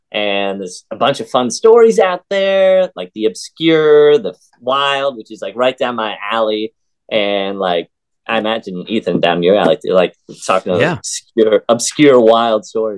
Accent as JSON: {"language": "English", "region": "Ohio", "country": "United States", "moved": "as an adult", "lives_now": "Savannah, United States", "said": "I'm from the Midwest. I'm a Midwest guy from Ohio."}